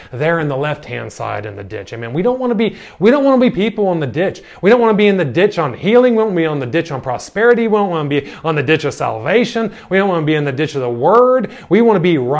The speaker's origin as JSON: {"language": "English", "country": "United States", "tie": "born or raised there", "moved": "as an adult", "lives_now": "Ireland", "said": "I grew up in America"}